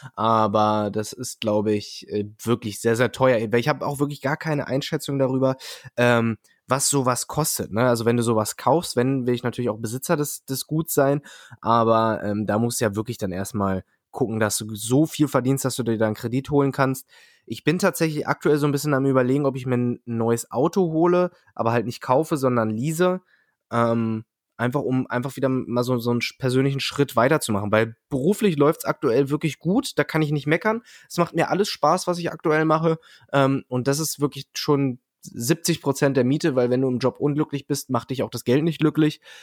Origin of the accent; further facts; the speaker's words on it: Peine, Lower Saxony, Germany; Peine, wo ich herkomme